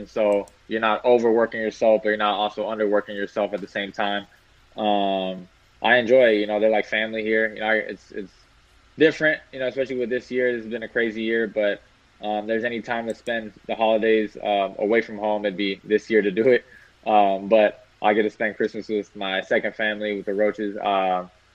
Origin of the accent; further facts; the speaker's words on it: Carrollton, Texas, United States; my hometown